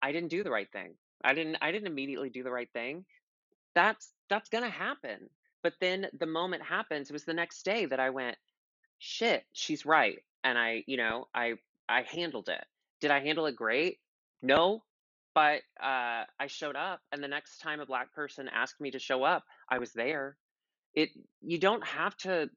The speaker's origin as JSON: {"language": "English", "region": "the South", "country": "United States", "moved": "yes", "said": "I come from the South."}